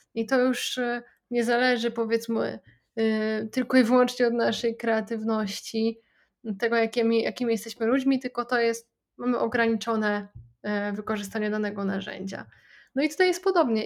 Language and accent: Polish; Poland; u nas w Polsce